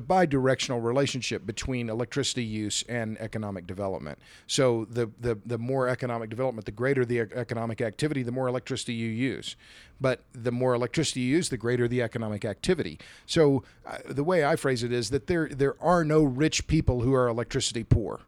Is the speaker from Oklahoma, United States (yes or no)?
yes; Tulsa, Oklahoma, United States; Tulsa's my hometown, Tulsa, Oklahoma